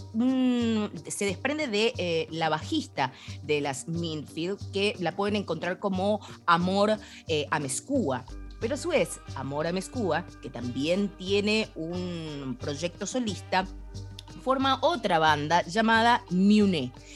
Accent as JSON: {"language": "Spanish", "region": "Cuyo", "country": "Argentina", "said": "nos vamos para mi tierra"}